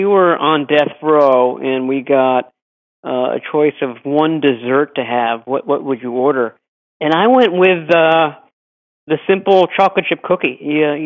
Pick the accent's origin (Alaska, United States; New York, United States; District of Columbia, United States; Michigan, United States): District of Columbia, United States; Washington; I grew up in the Washington, D.C. area